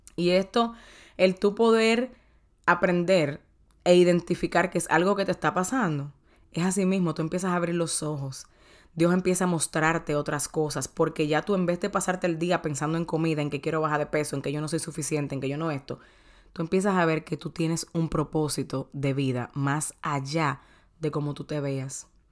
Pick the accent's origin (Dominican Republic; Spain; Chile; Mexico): Dominican Republic; soy dominicana